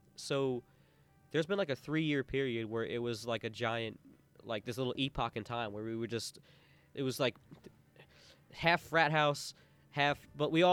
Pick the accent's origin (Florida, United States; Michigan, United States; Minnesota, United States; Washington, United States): Florida, United States; I grew up in Florida